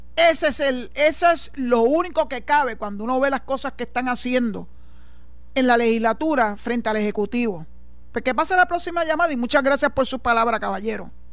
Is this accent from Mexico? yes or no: no; Puerto Rico; los puertorriqueños como ciudadanos americanos y que aportamos al Seguro Social